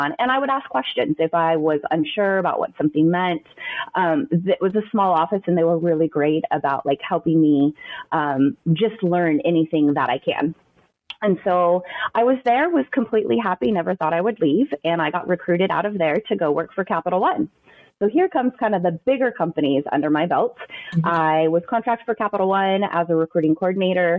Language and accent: English; Southern California, United States; moved away as an adult; also born or lived in Frisco, Texas; now in Texas, United States; I am born and raised in Southern California, lived there for like 25 years of my life, and we packed up and moved to Texas